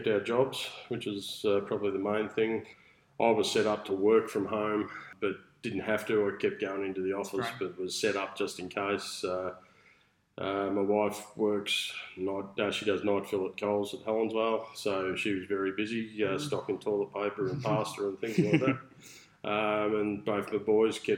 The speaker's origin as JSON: {"language": "English", "town": "Melbourne", "region": "Victoria", "country": "Australia", "tie": "born or raised there", "also_born_or_lived": "Berwick, Victoria", "moved": "as an adult", "said": "I was born at Mitcham Hospital, but lived in Forest Hill, which is the eastern suburbs of Melbourne, about 15 k's out of the city. Grew up there"}